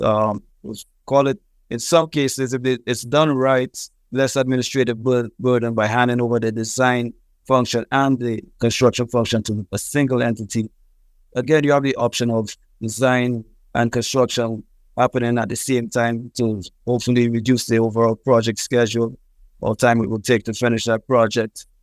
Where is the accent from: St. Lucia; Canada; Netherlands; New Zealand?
St. Lucia; moved away as an adult; also born or lived in Trinidad and Tobago / Texas; I'm originally from Saint Lucia in the Caribbean